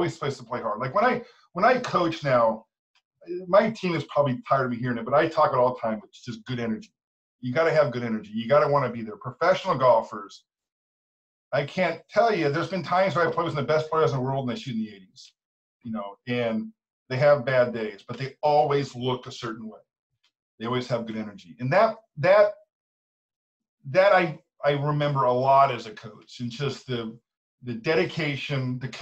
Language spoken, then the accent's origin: English; Sacramento, California, United States; I'm from Sacramento, so I literally live about 5 miles away from where I'm sitting right now